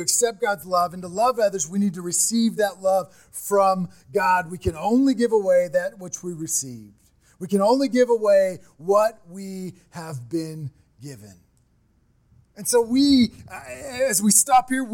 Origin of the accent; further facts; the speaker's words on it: Midwest, United States; I'm from the Midwest